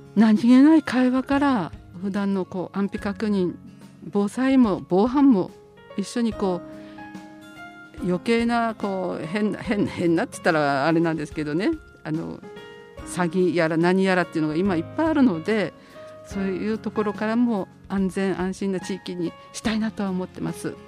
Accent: Sendai, Miyagi, Japan; moved away as an adult; also born or lived in Kanto; あの高校まであの宮城県仙台市にいてあと大学がちょっと違う関東に行きまして

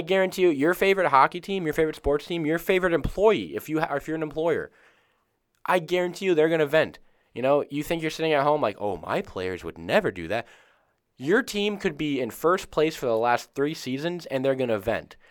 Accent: Tampa, Florida, United States; we're from Tampa

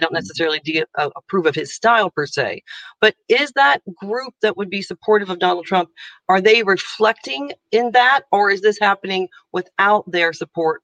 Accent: United States; moved away as an adult; now in Ireland; i'm american you can hear my accent

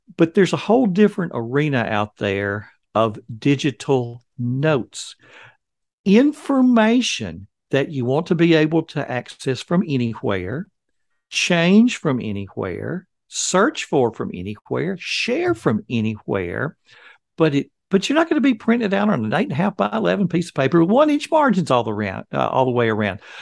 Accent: Alabama, United States; I have born and raised in Alabama

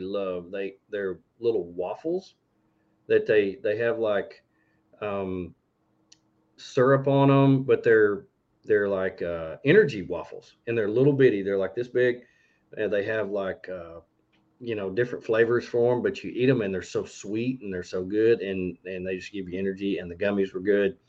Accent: Arkansas, United States; I was born in Arkansas because she hated Texas

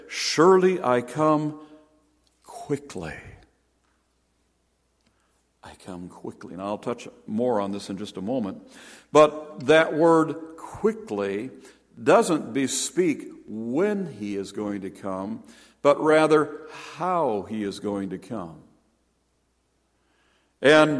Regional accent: Stillwater, Minnesota, United States; also born or lived in Peking, Illinois; now in Duluth, United States; I was born in 1946 in Stillwater

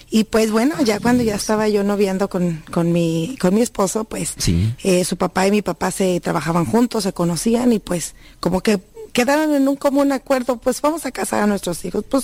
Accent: Jalisco, Mexico; Eh, ahí en nuestro rancho, yo vengo de la Sierra de Jalisco y pues no se escuchaba, más que nada era nomás que el tequila y que andaban borrachitos por ahí en las calles

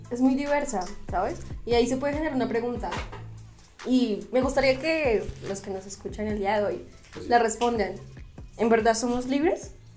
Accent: Bogotá, Colombia; como los bogotanos, como somos

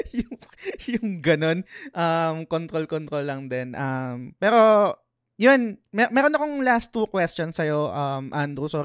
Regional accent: Philippines; Kasi kadalasan, minsan, bilang Pinoy, minsan guilty rin naman ako.

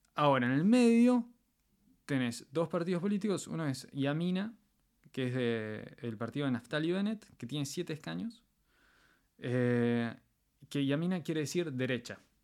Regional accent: Argentina; moved away as an adult; also born or lived in Israel; now in Poland; soy, soy argentino. O sea, nací en Argentina, me creé hasta los veintipico de años en, Argentina

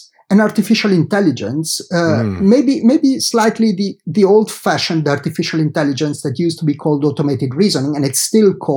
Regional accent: Genoa, Liguria, Italy; moved away as an adult; I did study in Italy, where I grew up, in Genova, in my hometown

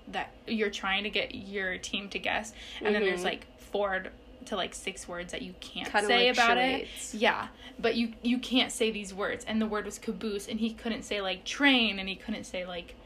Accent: United States; Just because I'm American.

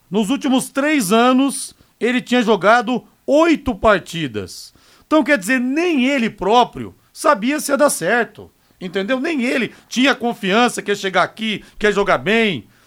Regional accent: São José dos Campos, São Paulo, Brazil; eu sou paulista, sou de São José dos Campos, e eu peguei um tempo na minha adolescência que eu ia muito ver jogos do São Paulo no Morumbi

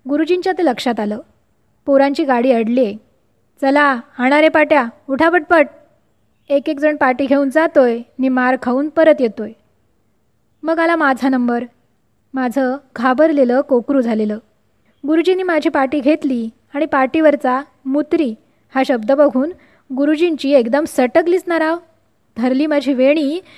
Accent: Vervali, Maharashtra, India; माझं बालपण आणि माहेरचं छोटंसं गाव वेरवली याविषयी वेरवली लांजा तालुक्यातलं छोटंसं गाव

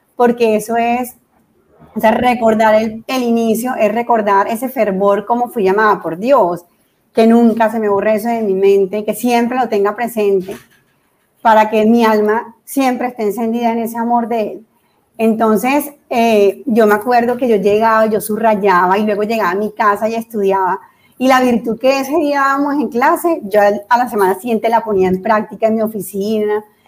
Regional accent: Santa Marta, Magdalena, Colombia; moved away as an adult; also born or lived in Cartagena / Bogotá; soy de Cartagena, nacida en Cartagena y luego mis padres se fueron a vivir a Santa Marta. Fui criada en Santa Marta

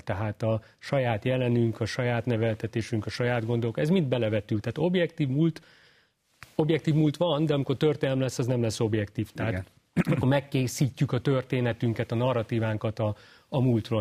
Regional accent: Hungary; mivel magyar vagyok

